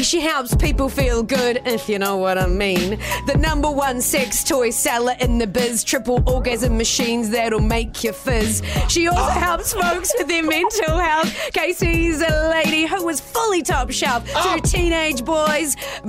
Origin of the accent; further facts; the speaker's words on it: Nelson, New Zealand; I was born in Nelson. Love Nelson.